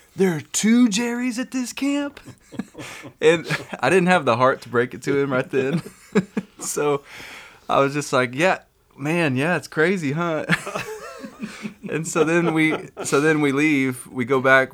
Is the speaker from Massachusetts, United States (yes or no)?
no; Kermit, Texas, United States; I grew up in Kermit